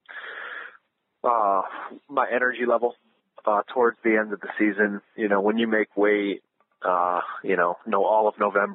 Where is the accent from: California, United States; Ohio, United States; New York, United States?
Ohio, United States; growing up in Ohio